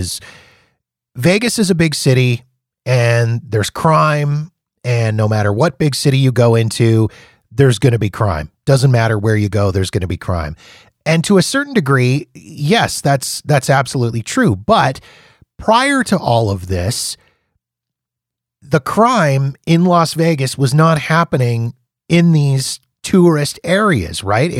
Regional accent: Canada; as a Canadian

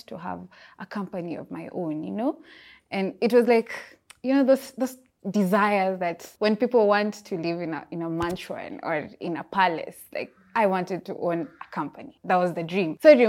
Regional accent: Busia, Busia County, Kenya; born there; also born or lived in Eldoret / Kisumu; I was born in Busia. Busia, the border town in Kenya. Yeah, but I've lived in Eldoret and many other places, and Kisumu.

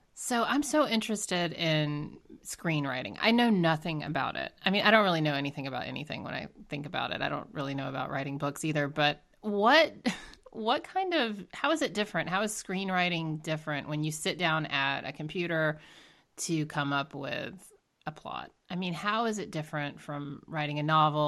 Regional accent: Georgia, United States; I'm from Georgia

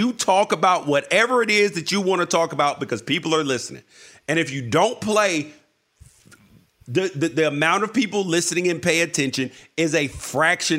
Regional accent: United States; I love being an American. Would not want to be anywhere else, born anywhere else, happy to be here

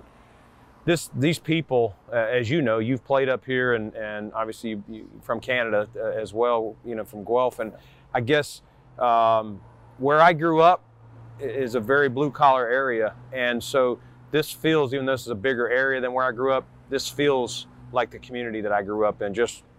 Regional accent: Norwood, North Carolina, United States; moved away as an adult; also born or lived in Charlotte area, North Carolina; now in Buffalo, United States; when I was growing up in Norwood

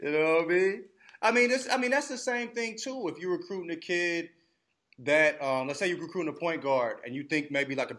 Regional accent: United States; I'm American

